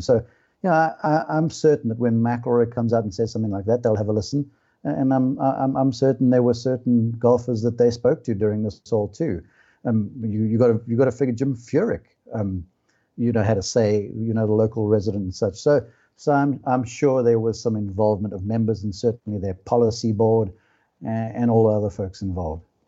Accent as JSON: {"language": "English", "country": "South Africa", "tie": "born or raised there", "moved": "yes", "lives_now": "United States", "said": "I'm South African by birth, now an American citizen"}